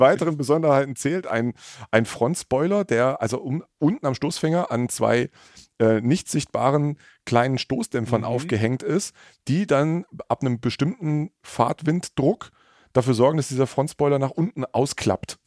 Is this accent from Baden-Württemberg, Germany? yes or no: yes; Mittleres Taubertal, Baden-Württemberg, Germany; irgendwie bin ich da in der Region groß geworden